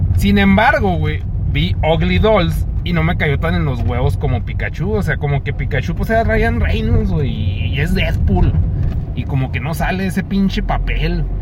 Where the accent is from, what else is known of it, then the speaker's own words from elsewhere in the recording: Mexico; soy mexicano